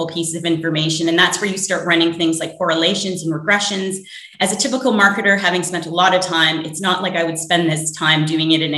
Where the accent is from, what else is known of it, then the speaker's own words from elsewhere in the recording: Canada; now in New York, United States; I'm originally from Canada